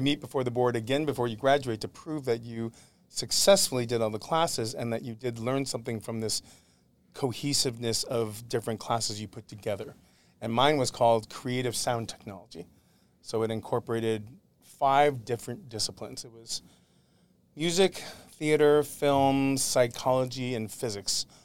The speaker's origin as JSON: {"language": "English", "town": "Syracuse", "region": "New York", "country": "United States", "tie": "born or raised there", "moved": "as an adult", "lives_now": "Los Angeles, United States", "said": "Grew up in upstate New York, in Syracuse, New York"}